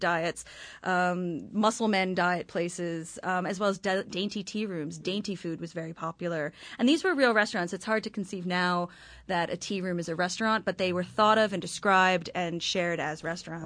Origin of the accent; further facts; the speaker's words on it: Hamilton, Waikato, New Zealand; I'm from Hamilton, New Zealand